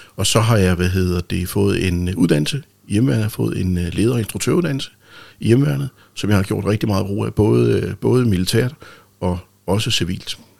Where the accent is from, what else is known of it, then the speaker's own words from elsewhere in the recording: Rønne, Capital Region of Denmark, Denmark; jeg er født i Rønne den 11. Øh, marts 1965 ja. ved en hjemmefødsel faktisk